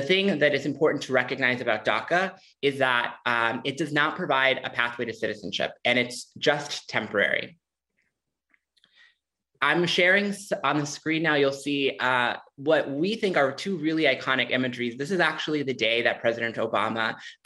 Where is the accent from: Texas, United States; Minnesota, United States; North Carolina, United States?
Minnesota, United States; Minneapolis; also born or lived in Mexico; I came to the U.S. from Mexico when I was just a few months old, and I grew up queer and undocumented in Minneapolis